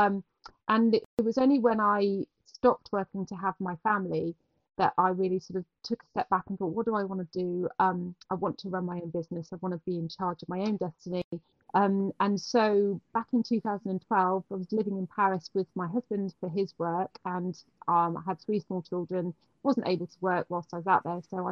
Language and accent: English; Herefordshire, West Midlands, United Kingdom; moved away as an adult; also born or lived in London / New York; I grew up in Herefordshire